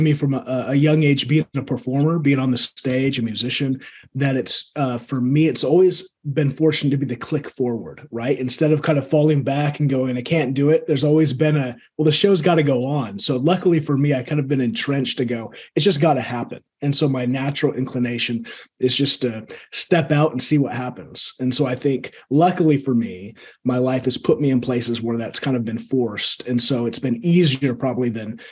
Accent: Seattle, Washington, United States; I grew up here in Seattle

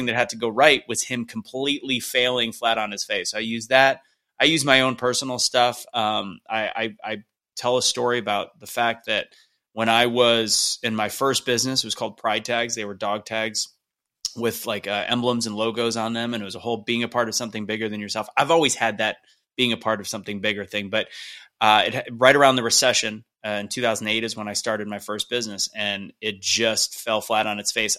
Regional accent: St. Louis, Missouri, United States; I'm from Saint Louis

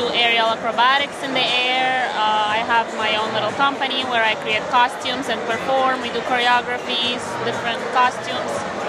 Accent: Ukraine; moved away; I'm from Ukraine originally, so I grew up learning classical ballet and Ukrainian folk dance.

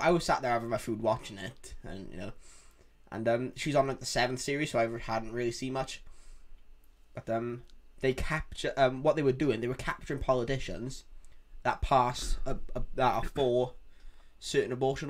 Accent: Wales, United Kingdom; If you can't tell, we are from Wales

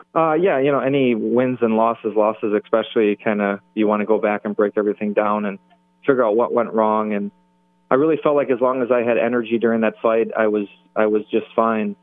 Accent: Milwaukee, Wisconsin, United States; right here in my my hometown

